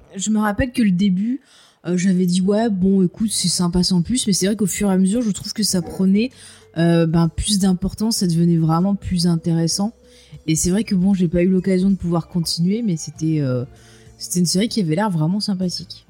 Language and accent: French; France; chez nous en France